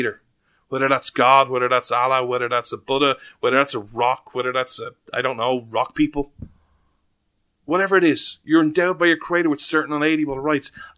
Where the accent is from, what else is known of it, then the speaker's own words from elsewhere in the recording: Ireland; as an Irishman